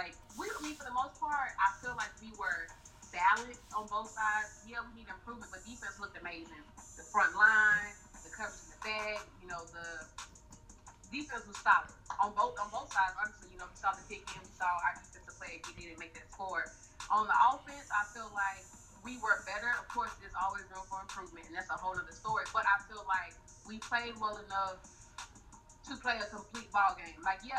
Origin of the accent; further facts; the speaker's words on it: Montgomery, Alabama, United States; I am originally from Montgomery, Alabama.